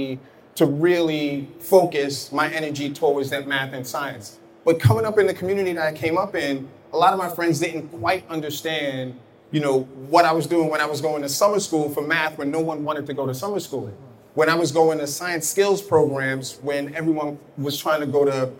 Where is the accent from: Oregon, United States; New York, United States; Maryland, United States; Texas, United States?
New York, United States; New York City; growing up in Brooklyn, growing up in Bed-Stuy